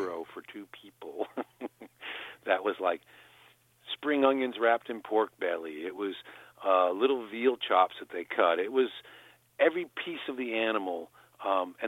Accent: New Haven, Connecticut, United States; I'm from New Haven, Connecticut, which is the pizza mecca of America

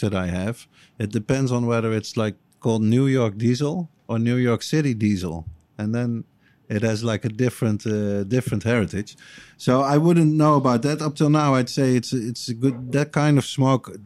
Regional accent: Eindhoven, North Brabant, Netherlands; my hometown of Eindhoven

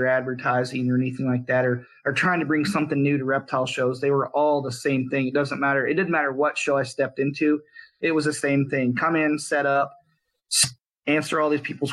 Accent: South Texas, United States; I grew up in South Texas

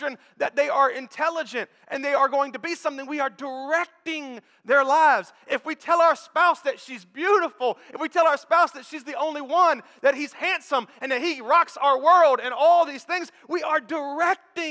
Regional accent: the South, United States; I'm from the South

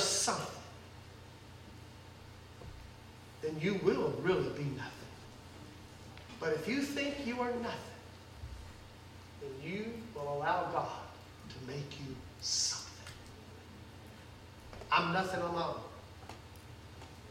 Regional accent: United States; I'm an American.

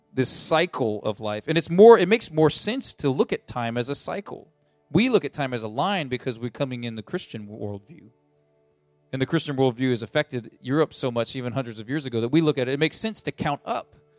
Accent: United States; as American people

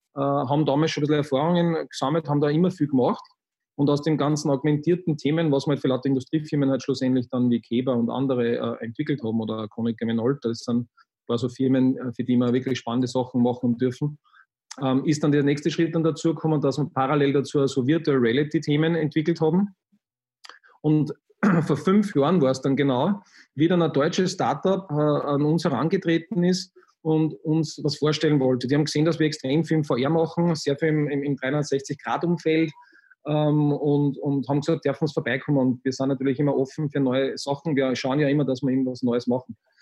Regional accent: Linz, Upper Austria, Austria; ich bin am Stadtrand von Linz aufgewachsen

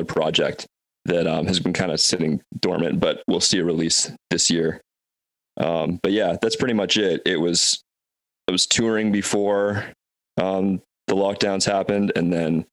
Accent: Vancouver, British Columbia, Canada; I am from Vancouver, Canada

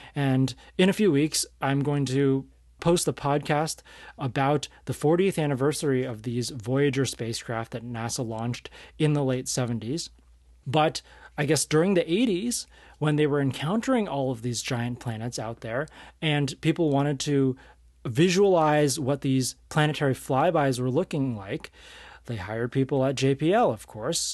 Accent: San Francisco Bay Area, California, United States; I am from the San Francisco Bay Area

